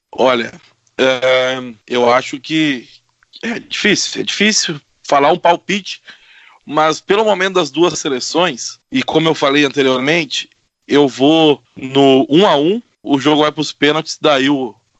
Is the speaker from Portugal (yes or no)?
no; Brazil; a gente, como brasileiro